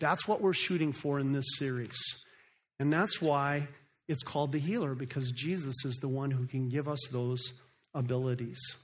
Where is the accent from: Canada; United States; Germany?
United States; Phoenix, Arizona; moved away as an adult; also born or lived in Africa; I grew up right here in Phoenix, Arizona